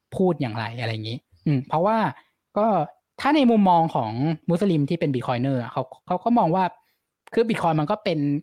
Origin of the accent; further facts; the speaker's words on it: Thailand; กูอยู่ประเทศไทยแต่เกิด